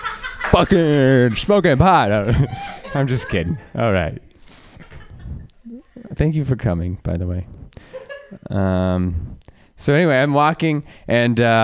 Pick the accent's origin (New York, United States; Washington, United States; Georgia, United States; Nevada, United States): Nevada, United States; Reno; I'm from Reno